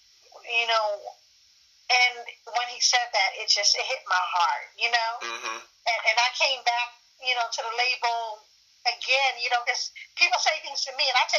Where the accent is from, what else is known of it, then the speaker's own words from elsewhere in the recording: Ghana; born there; Because I am African, I was born in Ghana, West Africa.